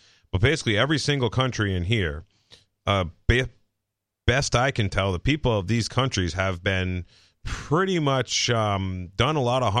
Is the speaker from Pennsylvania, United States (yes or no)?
no; Tennessee, United States; Yeah. So Will Coley's like, well, I'm a Muslim and I'm a redneck. I grew up in Eastern Tennessee.